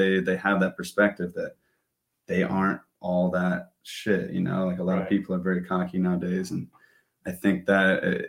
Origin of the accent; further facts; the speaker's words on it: San Diego, California, United States; I grew up in Point Loma, Ocean Beach area. Went to Point Loma High School.